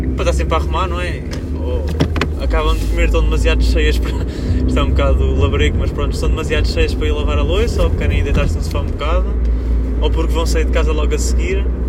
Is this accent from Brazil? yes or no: no; Coimbra, Centro, Portugal; sou de Coimbra, não sei se vocês estão a par, mas a minha cidade está cheia de obras